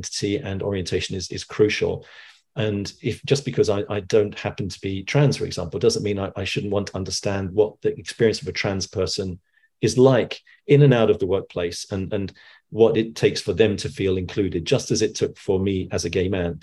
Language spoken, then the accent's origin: English; London, United Kingdom; growing up in the 70s in you know, I'm originally from East London, and I went to school in Walthamstow